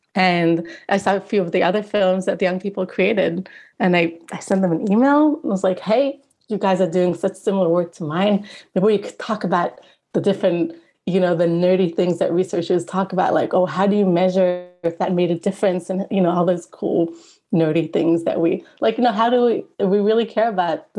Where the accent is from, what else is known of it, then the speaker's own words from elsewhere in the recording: Israel; moved away as an adult; now in Edinburgh, United Kingdom; I'm originally from Israel and currently I'm doing my PhD at the University of Edinburgh in Scotland